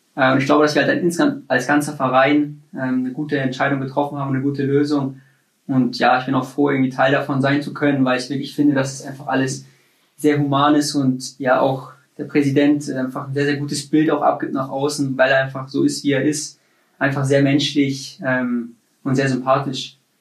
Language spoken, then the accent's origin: German; Munich, Bavaria, Germany; moved away as an adult; also born or lived in Nuremberg; in München ist, wo ich geboren bin, wo ich aufgewachsen bin